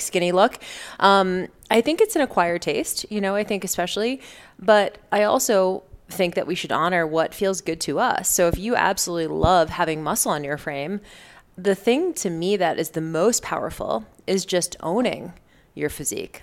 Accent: Boston, Massachusetts, United States; I grew up in Boston

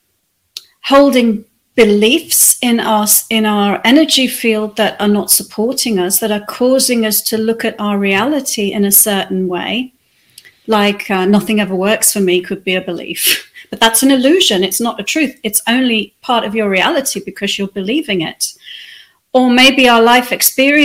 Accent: the Wirral, North West England, United Kingdom; moved away; also born or lived in Australia; I spent the rest of my childhood growing up on the Wirral

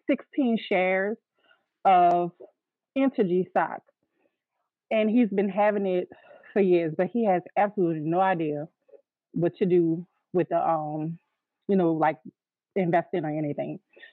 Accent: New Orleans, Louisiana, United States; I am from New Orleans.

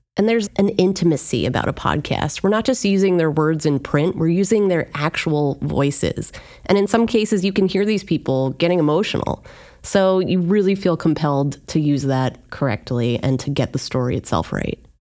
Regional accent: Union County, New Jersey, United States; I grew up in Union County.

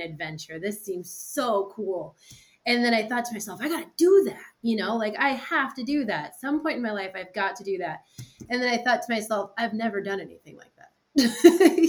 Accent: New Hampshire, United States; I'm also from New Hampshire

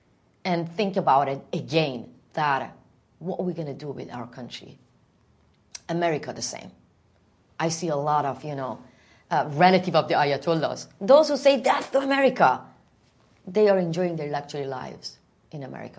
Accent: Iran; moved away; In my country, a lot of people want to come to Canada and enjoy freedom.

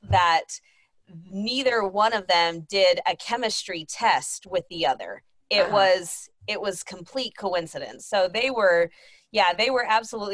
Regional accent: Texas, United States; I'm from Texas

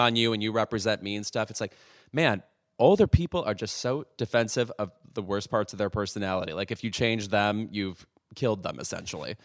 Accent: Lemont, Illinois, United States; my hometown of Lamont, Illinois

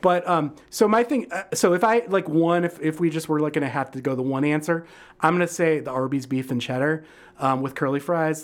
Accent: Detroit, Michigan, United States; now in Chicago, United States; I grew up in Detroit

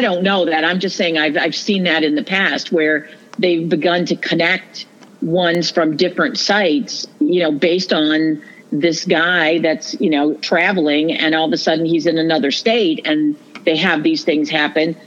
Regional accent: Toledo, Ohio, United States; also born or lived in Genoa, Ohio; I was born in Toledo. I've lived my whole life in this area

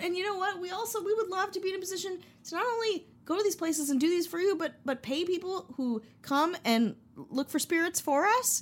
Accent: Wisconsin, United States; I'm from Wisconsin

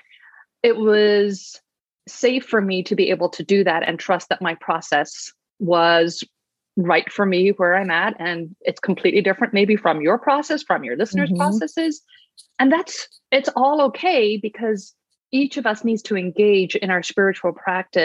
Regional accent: Ireland; I grew up in Ireland

